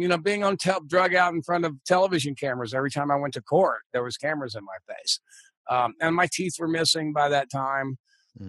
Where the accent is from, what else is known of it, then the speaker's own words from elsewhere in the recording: Texas, United States; now in New York, United States; long before I moved to New York, because I grew up in Texas before we had any baseball